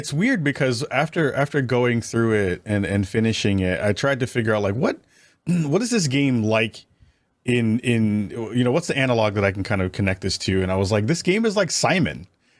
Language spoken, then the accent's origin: English; New York, United States; was really cool because I'm from New York.